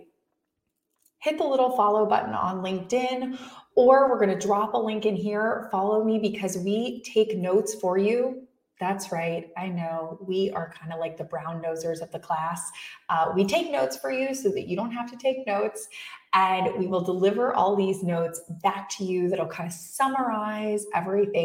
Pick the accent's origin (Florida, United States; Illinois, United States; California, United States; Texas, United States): Florida, United States; West Palm Beach; West Palm Beach, Florida. Woo, my hometown